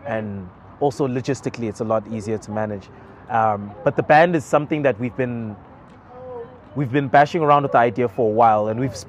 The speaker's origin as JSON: {"language": "English", "town": "Johannesburg", "region": "Gauteng", "country": "South Africa", "tie": "born or raised there", "said": "Joburg, born and raised, all over. I've lived in 13 different places in my life. My parents moved around quite a lot."}